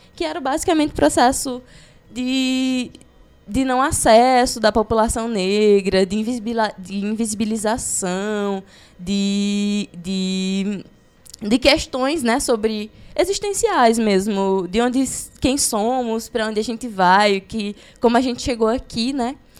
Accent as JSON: {"language": "Portuguese", "town": "Crato", "region": "Ceará", "country": "Brazil", "tie": "born or raised there", "said": "nasci no Crato, né? Então cresci nesse caldeirão que é o Cariri"}